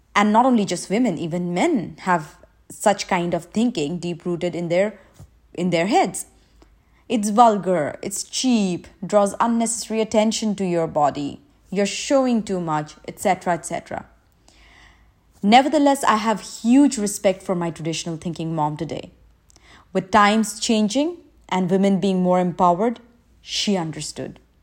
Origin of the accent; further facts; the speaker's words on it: India; now in Dubai, United Arab Emirates; I'm from India, currently residing in Dubai.